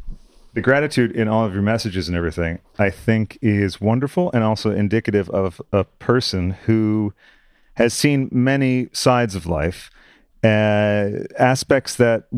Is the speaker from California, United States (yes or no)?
no; Sudbury, Massachusetts, United States; also born or lived in Waltham, Massachusetts; I lived in Waltham for a number of years and originally grew up in Sudbury, sort of before it was, like, developed into the school district haven that it is now.